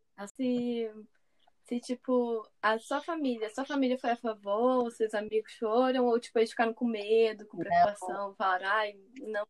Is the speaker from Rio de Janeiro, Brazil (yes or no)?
yes; Rio de Janeiro, Brazil; moved away; Eu sou do Rio